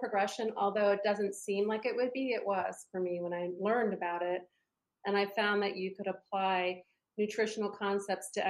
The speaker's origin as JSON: {"language": "English", "region": "East Coast", "country": "United States", "tie": "born or raised there", "said": "I grew up on the East Coast"}